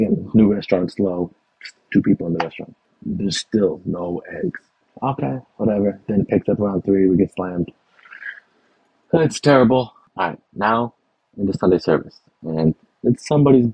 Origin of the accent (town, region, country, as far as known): Texas, United States